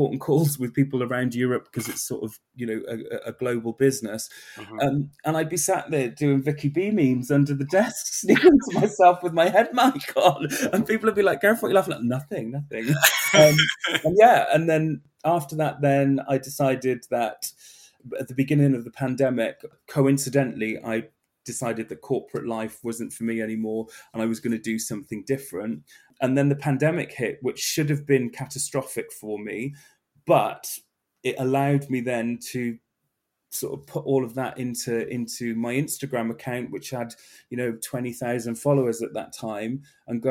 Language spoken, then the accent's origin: English; South Wales, United Kingdom; now in London, United Kingdom; I'm originally from South Wales